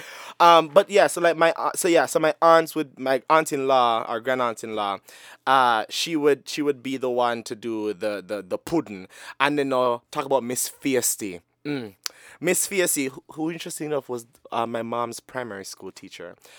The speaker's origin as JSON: {"language": "English", "town": "Sanguinetti", "country": "Jamaica", "tie": "born or raised there", "moved": "yes", "said": "I grew up in Sanguinetti, and we're pretty much all related"}